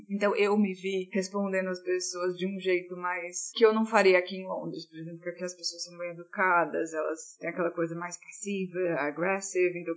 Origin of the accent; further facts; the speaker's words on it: Fortaleza, Ceará, Brazil; moved away as an adult; also born or lived in Paris / Los Angeles; now in London, United Kingdom; minha terra natal, que é Fortaleza